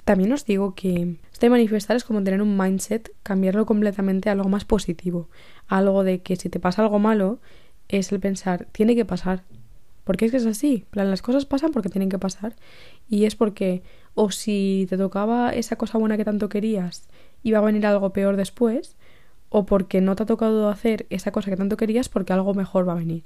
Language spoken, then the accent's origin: Spanish; Spain; also born or lived in Brussels